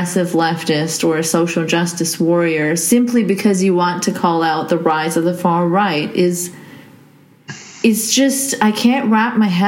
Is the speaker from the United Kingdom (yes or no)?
no; Saudi Arabia; I'm actually Pakistani who grew up in Saudi, but yes.